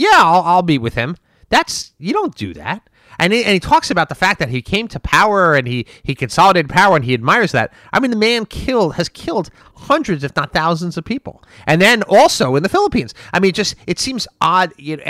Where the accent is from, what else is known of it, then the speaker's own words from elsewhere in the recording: United States; as a Republican and an American, I would say that it's offensive to me